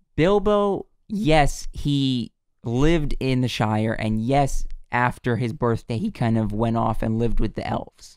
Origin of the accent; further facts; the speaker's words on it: United States; we're from America